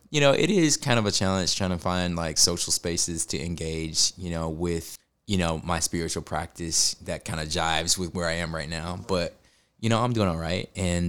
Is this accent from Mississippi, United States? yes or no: yes; Mississippi, United States; I grew up in Mississippi. I was a nerdy, arts-driven kid. I grew up an evangelical.